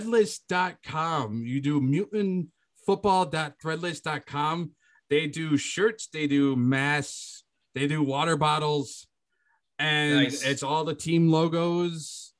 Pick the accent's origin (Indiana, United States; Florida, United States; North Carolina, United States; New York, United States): New York, United States; Western; I am from Western New York, so it's very snowy